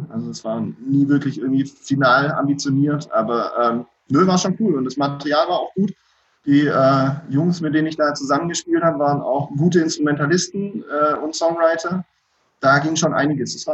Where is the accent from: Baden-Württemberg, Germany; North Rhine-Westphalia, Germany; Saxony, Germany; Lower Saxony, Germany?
Baden-Württemberg, Germany; Donzdorf; Ich, ich komme ursprünglich eigentlich auch aus der Ecke um Donsdorf.